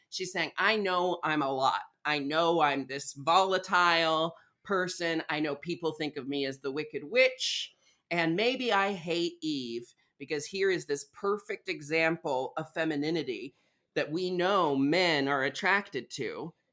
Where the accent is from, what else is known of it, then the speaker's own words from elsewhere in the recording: Portland, Oregon, United States; I was raised in Portland, Oregon